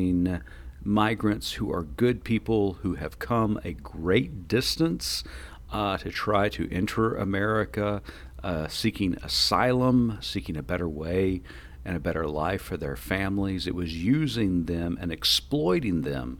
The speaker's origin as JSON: {"language": "English", "region": "Oklahoma", "country": "United States", "said": "I'm from Oklahoma"}